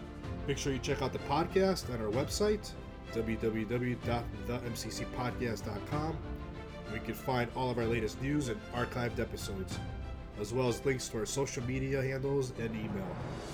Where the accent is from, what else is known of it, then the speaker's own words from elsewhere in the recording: Massachusetts, United States; I'm from Massachusetts